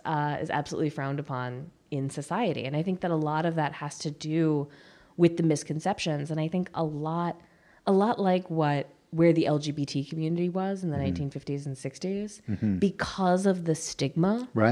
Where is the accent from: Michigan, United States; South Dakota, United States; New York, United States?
New York, United States; I talk about being a soldier's daughter. I talk about being a New Yorker.